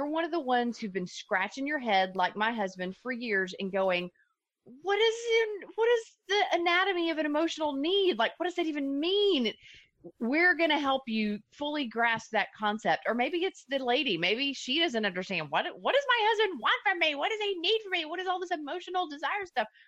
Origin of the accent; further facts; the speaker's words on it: Dallas, Texas, United States; Yeah, I'm from Dallas